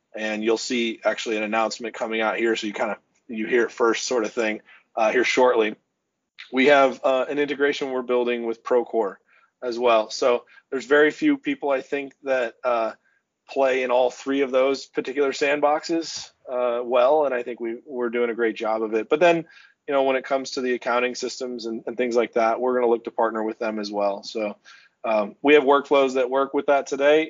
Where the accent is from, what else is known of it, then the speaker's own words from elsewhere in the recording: Oklahoma City, Oklahoma, United States; now in Iowa, United States; I'm originally from Oklahoma City